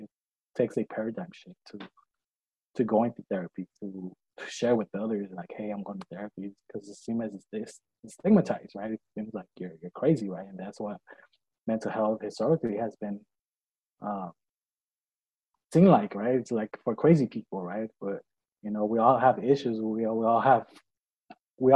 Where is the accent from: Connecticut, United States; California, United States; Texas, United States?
California, United States; Los Angeles; I was born and raised here in Los Angeles